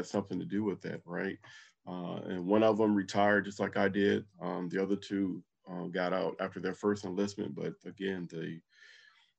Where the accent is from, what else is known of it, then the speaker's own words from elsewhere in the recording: Compton, California, United States; moved away; also born or lived in Little Rock, Arkansas; Growing up in Compton definitely was a leading factor for me to join the Army